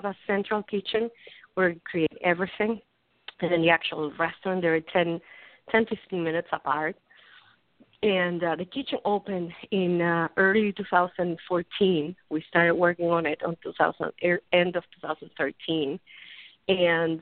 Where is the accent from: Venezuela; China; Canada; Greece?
Venezuela; moved away as an adult; also born or lived in New York; now in United States; I'm from Venezuela originally